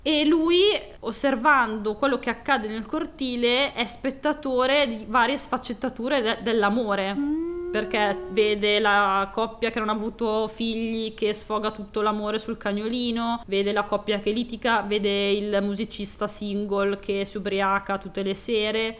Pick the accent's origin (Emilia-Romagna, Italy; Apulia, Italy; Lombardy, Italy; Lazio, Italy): Emilia-Romagna, Italy; Piacenza; per noi Santa Lucia è praticamente il nostro Natale, perché noi siamo di Piacenza